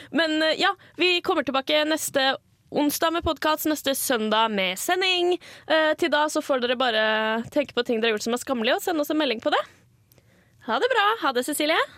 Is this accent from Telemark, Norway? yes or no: no; Asker, Akershus, Norway; jeg kommer jo fra Asker